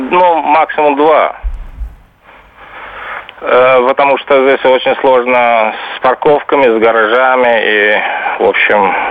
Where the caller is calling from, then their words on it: Stockholm, Stockholm County, Sweden; Я звоню из Стокгольма, из Швеции.